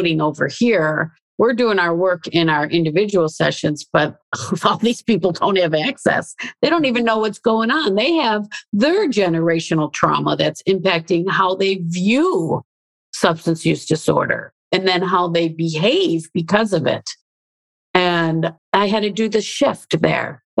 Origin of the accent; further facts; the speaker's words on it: Chicago, Illinois, United States; moved away as an adult; also born or lived in Australia; I grew up in Chicago in an urban setting